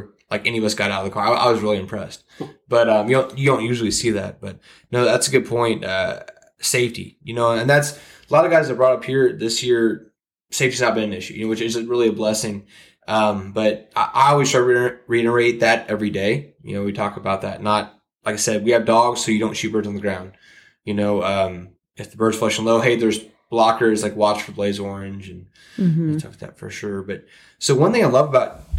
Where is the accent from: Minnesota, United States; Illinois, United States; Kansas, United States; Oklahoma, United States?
Kansas, United States; I'm from Kansas